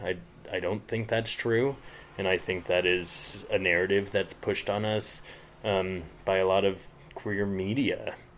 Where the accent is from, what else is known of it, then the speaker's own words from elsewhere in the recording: Front Range of Colorado, United States; moved away as an adult; also born or lived in Berlin / London / San Francisco; now in southern Utah, United States; I grew up on the Front Range of Colorado